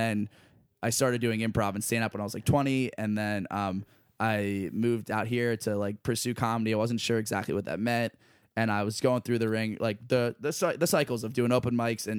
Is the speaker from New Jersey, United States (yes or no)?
no; Lancaster, Pennsylvania, United States; I grew up in Lancaster, Pennsylvania.